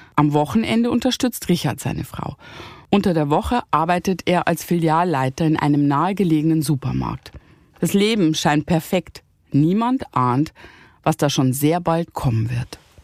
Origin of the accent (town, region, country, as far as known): Bavaria, Germany; also born or lived in Rhineland